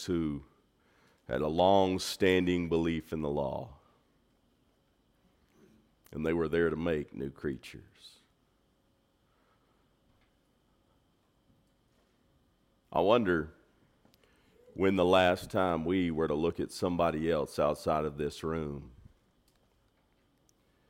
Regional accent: Texas, United States; I'm from Texas. I'm Texan by birth

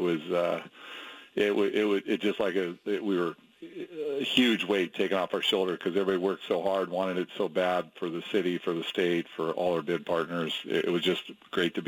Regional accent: Portland, Oregon, United States; I'm from Portland

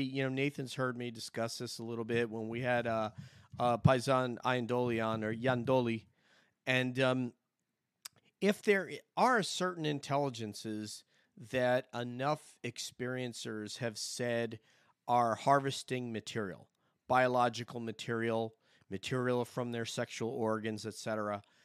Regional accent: Montrose, New York, United States; I'm from up there in uh, Montrose, the Montrose area of the Hudson Valley, just adjacent to Peekskill.

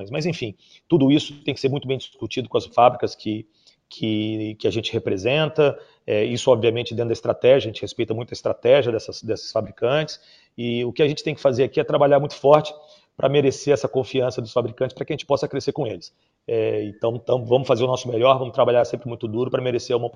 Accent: Salvador, Bahia, Brazil; also born or lived in Rio de Janeiro / São Paulo; nasci no Rio de Janeiro, mas muito jovem eu vim para São Paulo, ainda bebê, na verdade, com meus pais. Depois a gente acabou sendo, meu pai acabou sendo transferido para Salvador, onde eu fui, me formei, estudei

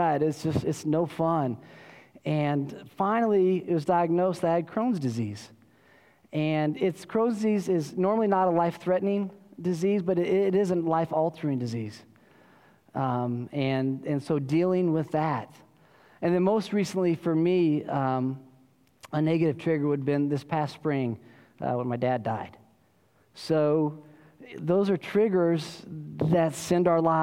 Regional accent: Colorado, United States; now in Austin, United States; I grew up in Colorado

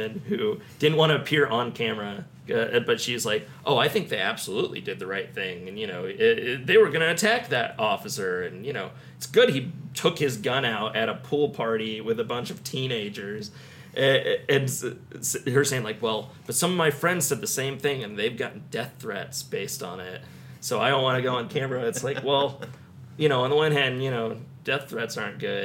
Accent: United States; us growing up in Johnson County

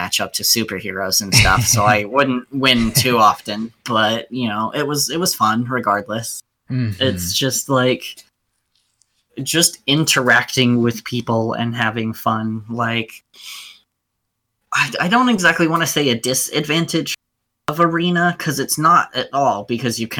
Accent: Arizona, United States; moved away; also born or lived in Flagstaff, Arizona; when I was in Flagstaff, I was originally from Arizona

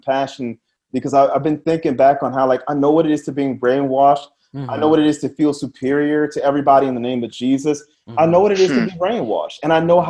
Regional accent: New Orleans, Louisiana, United States; we grew up in New Orleans

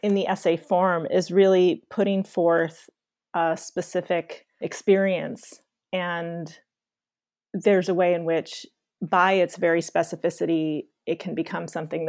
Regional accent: Rochester, New York, United States; moved away as an adult; also born or lived in Massachusetts; I was 10 growing up outside Rochester, New York

